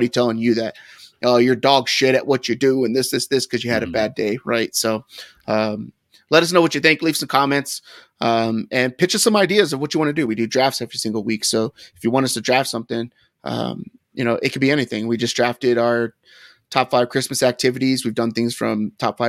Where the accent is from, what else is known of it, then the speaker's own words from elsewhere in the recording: Linden, California, United States; I'm a kid from Linden, California